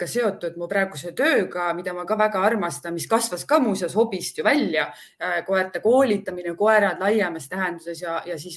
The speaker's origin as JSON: {"language": "Estonian", "country": "Estonia", "said": "ma olen igal pool Eestimaa peal elanud ja ma olen eestlane ja ma arvan, ma jään ka selleks"}